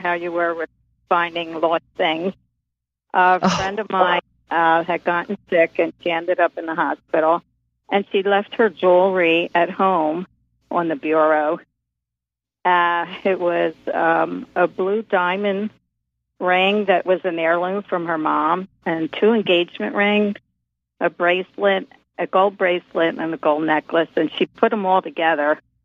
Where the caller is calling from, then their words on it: Philadelphia, Pennsylvania, United States; I'm calling from Philadelphia